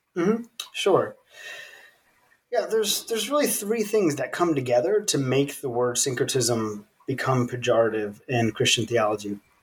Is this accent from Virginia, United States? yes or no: yes; Virginia, United States; born or raised there; moved away as an adult; also born or lived in South Sudan